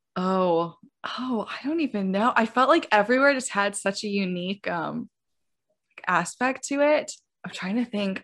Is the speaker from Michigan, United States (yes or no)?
yes; Southwest Michigan, United States; now in New York City, United States; I grew up in Southwest Michigan, um, in, like, a very Christian hometown